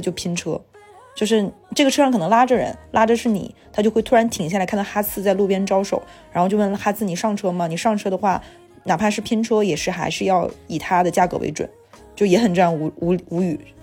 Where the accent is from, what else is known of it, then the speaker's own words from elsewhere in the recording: Jilin, China; now in Shanghai, China; 就我在上海和我在吉林